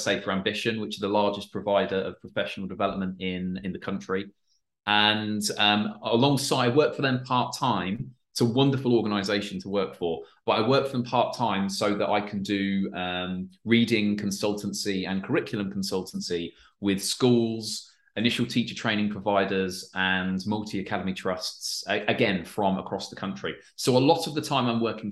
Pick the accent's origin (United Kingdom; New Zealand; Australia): United Kingdom; Peterborough, East of England; I'm from England, so it would have been it's a school in Peterborough in England, where I'm from